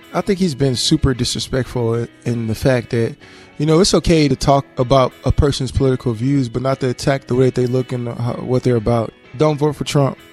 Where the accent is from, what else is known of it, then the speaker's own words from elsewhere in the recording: Texas, United States; moved away as an adult; also born or lived in Louisiana; now in Hawaii, United States; I grew up in Texas, so I had a lot of Spanish friends